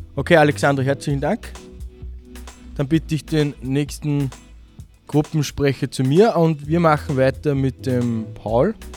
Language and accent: German; Kirchdorf an der Krems, Upper Austria, Austria; Ich bin aus Kirchdorf.